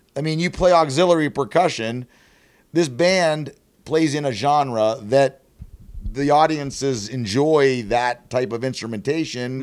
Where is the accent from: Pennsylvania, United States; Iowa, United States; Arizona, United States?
Pennsylvania, United States; outside of Pittsburgh; moved away as an adult; now in Columbus, United States; I grew up outside of Pittsburgh.